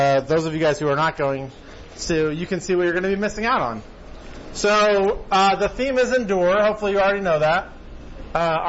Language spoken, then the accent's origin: English; United States; we being like American Christians, or just Americans in general